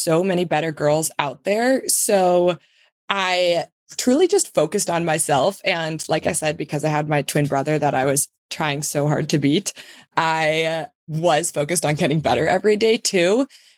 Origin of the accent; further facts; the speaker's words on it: Buffalo, New York, United States; So we grew up in Buffalo and grew up skiing at this very small 800 vertical feet hill called Hollymont in Ellicottville, New York